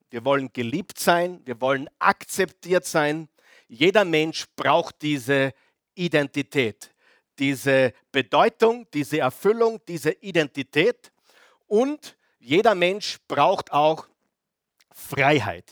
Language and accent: German; Mühlviertel, Upper Austria, Austria; Bei uns im Mühlviertel